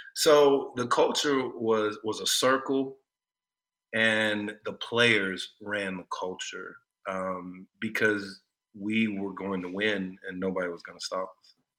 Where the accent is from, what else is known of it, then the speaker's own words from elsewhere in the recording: Austin, Texas, United States; moved away as an adult; also born or lived in Detroit; a country boy from Austin, and being from Texas